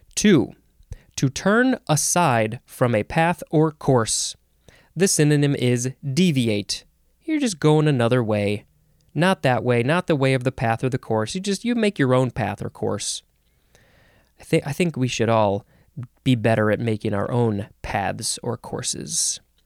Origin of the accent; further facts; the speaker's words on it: Chicago, Illinois, United States; I grew up in the Chicago area